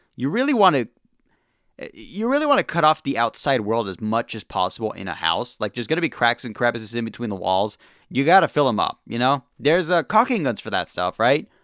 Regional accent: the West, United States; I'm from the West

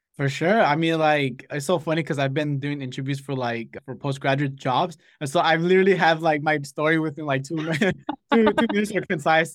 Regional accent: Los Angeles, California, United States; moved away as an adult; now in Santa Barbara, United States; I grew up in Los Angeles

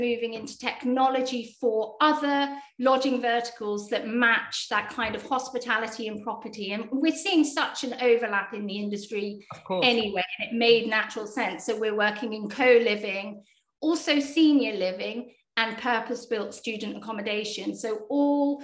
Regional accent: United Kingdom; accent: British; most of us are actually based in the UK

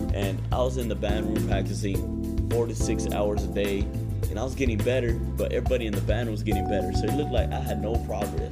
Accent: Phoenix, Arizona, United States; moved away as an adult; now in Lindsborg, United States; Growing up in Phoenix, Arizona, it, it was a big town

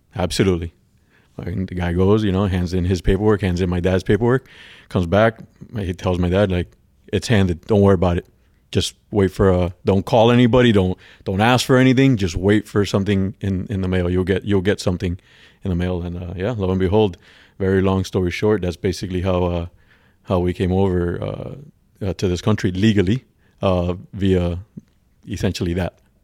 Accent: Havana, Cuba; now in Florida, United States; I was born in Cuba and, um, in a, in Havana, a small in a smaller area, suburb of Hav-, of Ha-, Havana called San Miguel

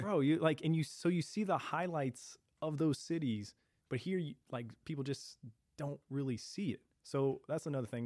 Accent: St. Louis, Missouri, United States; born and raised in South City

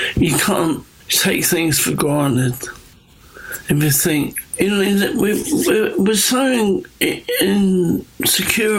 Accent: England, United Kingdom; growing up in England

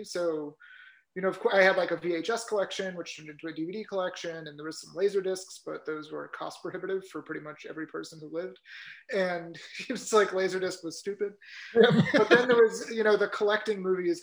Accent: New Hampshire, United States; moved away; I'm from New Hampshire. So, you know, we had like small video stores

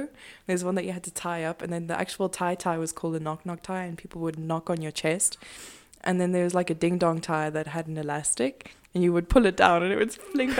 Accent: South Africa; I know we're not American. We don't have like a war on drugs or anything. But right here in South Africa

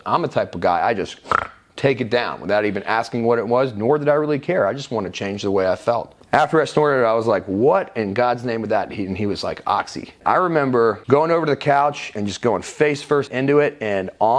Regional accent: Roswell, Georgia, United States; also born or lived in West Palm Beach, Florida / Wellington, Florida; We moved to Atlanta when I was 5, specifically Roswell

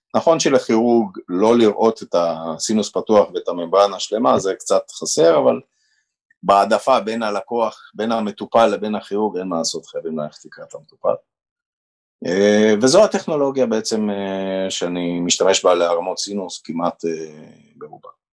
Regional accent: Haifa, Haifa District, Israel; also born or lived in Romania; וגדלתי בחיפה

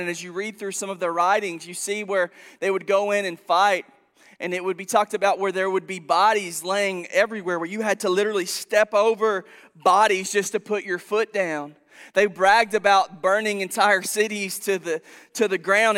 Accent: Princeton, Kentucky, United States; moved away as an adult; also born or lived in Arizona; now in Paducah, United States; I'm from Princeton originally

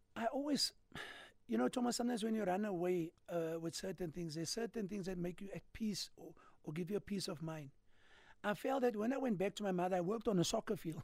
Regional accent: Cape Town, Western Cape, South Africa; also born or lived in Claremont, Cape Town / Hanover Park, Cape Town; So I grew up in, in, in, we call it Rondersvlei, all right, where I lived with my mother

